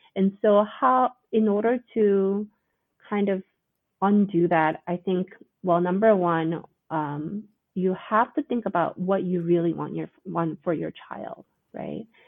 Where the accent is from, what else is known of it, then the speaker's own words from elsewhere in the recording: United States; our culture as Korean Americans